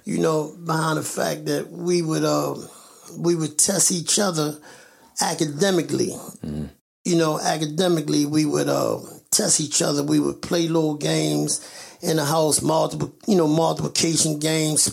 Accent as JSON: {"language": "English", "town": "Baltimore", "region": "Maryland", "country": "United States", "tie": "born or raised there", "said": "I was born and raised in West Baltimore, Lexington, uh, Lexington Terrace uh, housing projects in West Baltimore"}